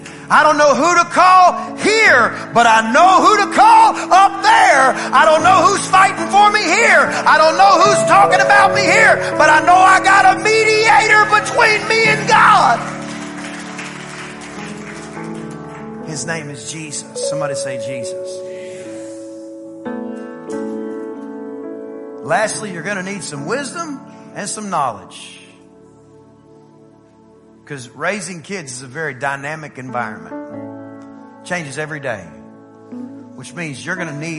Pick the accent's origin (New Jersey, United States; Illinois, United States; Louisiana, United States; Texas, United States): Texas, United States; East; I'm from East Texas